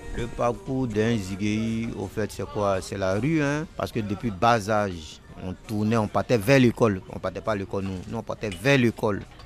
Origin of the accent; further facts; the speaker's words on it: Abidjan, Côte d’Ivoire; j'étais de Trècheville